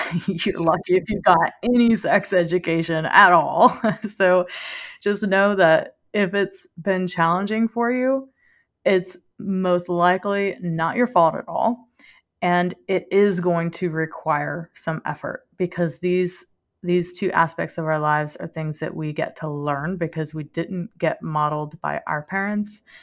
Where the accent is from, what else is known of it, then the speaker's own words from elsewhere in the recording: Louisiana, United States; also born or lived in Denver; we lived in Louisiana, and French is, you know, our native language, so I'm Cajun French